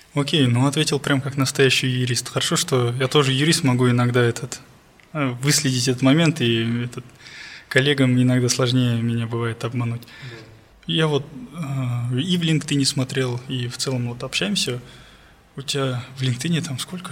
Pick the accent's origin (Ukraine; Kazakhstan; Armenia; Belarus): Kazakhstan; Almaty; я алматинец, и у моих родителей есть квартира в Алмате